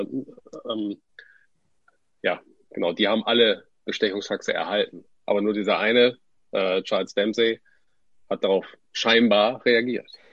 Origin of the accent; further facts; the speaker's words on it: Wilhelmshaven, Lower Saxony, Germany; kommen gebürtig aus Wilhelmshaven